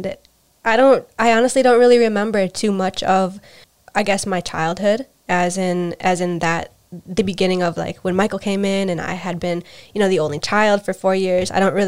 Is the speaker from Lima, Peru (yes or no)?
no; Urubamba, Cusco, Peru; born there; I was born in Cusco, Peru. And that's what my birth certificate says. But I found out later on when I was visiting my family that I was actually born in Urubamba.